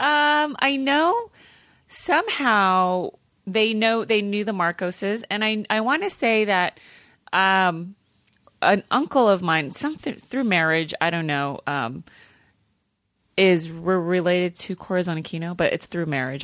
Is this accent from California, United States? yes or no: yes; California, United States; also born or lived in Manila, Philippines; I grew up in California